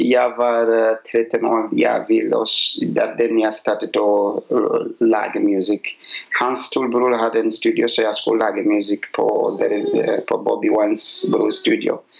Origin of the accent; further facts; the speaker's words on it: Uganda; now in Asker, Norway; Jeg kommer fra Uganda